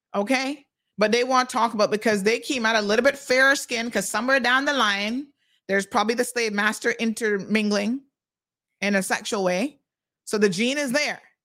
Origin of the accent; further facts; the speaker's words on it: United States; accent: American; now in Cayman Islands; I grew up in the States.